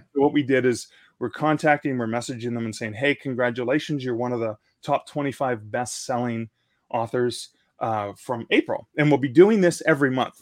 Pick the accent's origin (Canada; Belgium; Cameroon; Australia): Canada; I'm in a Canadian country